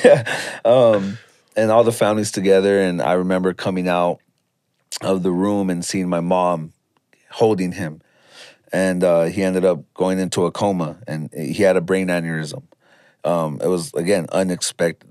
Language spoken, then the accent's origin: English; Los Angeles, California, United States; I'm from Pacoima, California